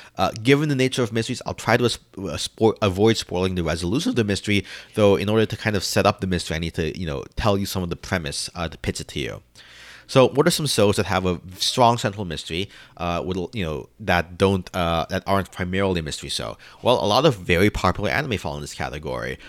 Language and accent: English; New York City, New York, United States; as a New Yorker